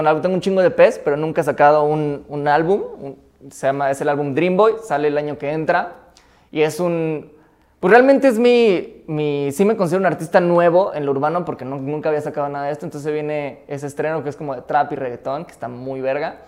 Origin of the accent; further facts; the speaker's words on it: Mexico City, Mexico; yo crecí en CU desde los 9 a los 16 años